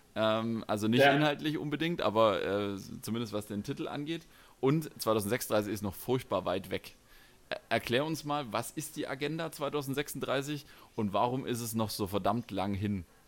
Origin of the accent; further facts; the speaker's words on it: Stuttgart, Baden-Württemberg, Germany; als äh, Stuttgarter